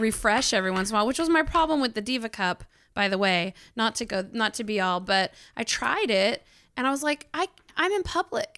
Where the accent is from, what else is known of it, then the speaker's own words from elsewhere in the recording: Arkansas, United States; I grew up in Arkansas